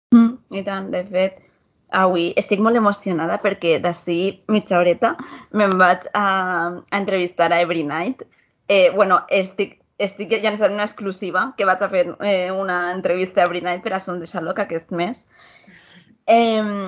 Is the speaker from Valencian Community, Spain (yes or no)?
yes; Almassora, Valencian Community, Spain; jo sóc de, jo soc de Castelló, Almassora